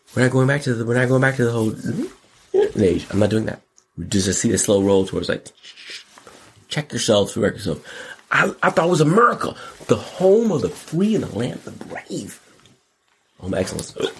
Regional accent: United States; I'm an American

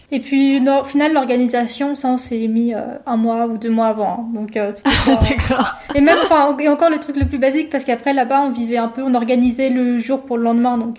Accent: Savoie, Auvergne-Rhône-Alpes, France; moved away as an adult; also born or lived in Paris / Lyon; je suis de Savoie et j'ai toujours été attachée à mes montagnes, j'ai vécu à la campagne

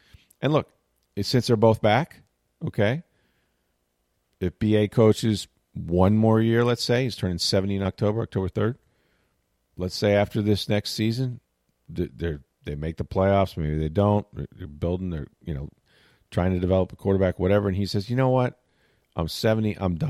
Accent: St. Petersburg, Florida, United States; It's another racing season starting right here in my hometown of St. Petersburg.

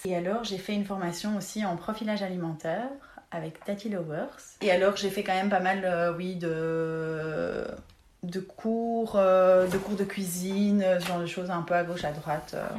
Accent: Belgium; on est belge

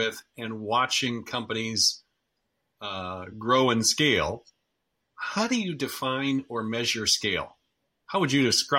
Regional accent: Midwest, United States; now in Silicon Valley, United States; I've lived in Silicon Valley since 1981, but I grew up in the Midwest. So I understand the culture of both

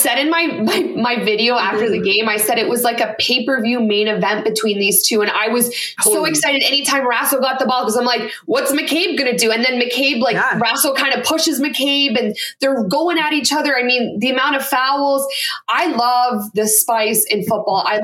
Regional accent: Canada; as a Canadian

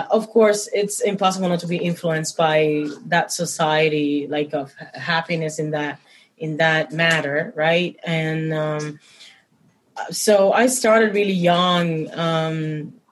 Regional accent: Santiago de Cuba, Cuba; I come from Santiago de Cuba which is um, very an ancient in tradition

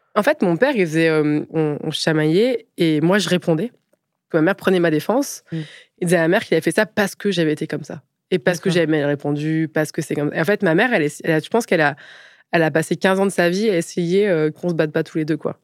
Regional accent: Picardy, Aisne, Hauts-de-France, France; moved away; also born or lived in Paris; je suis née en Picardie, dans l'Aisne

